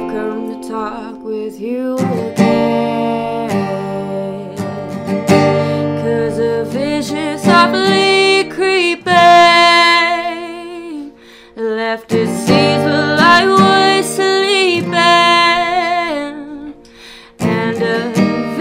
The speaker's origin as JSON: {"language": "English", "town": "Idaho Falls", "region": "Idaho", "country": "United States", "said": "I am from Idaho Falls, and I'm a musician"}